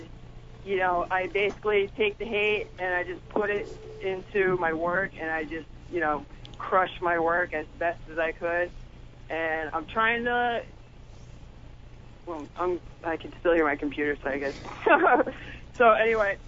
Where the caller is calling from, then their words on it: New Hampshire, United States; I'm calling from New Hampshire